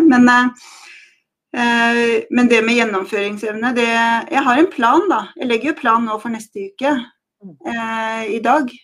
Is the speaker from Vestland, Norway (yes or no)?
no; Skien, Vestfold og Telemark, Norway; jeg har vokst opp på landet i Skien, i Fjelldalen.